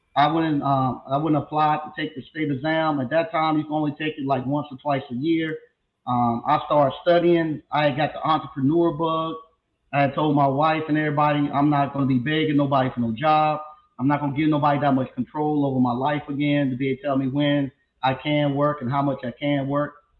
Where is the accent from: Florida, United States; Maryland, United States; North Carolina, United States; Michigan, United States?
North Carolina, United States; Stovall; I'm originally from a little small town in North Carolina called Stovall, North Carolina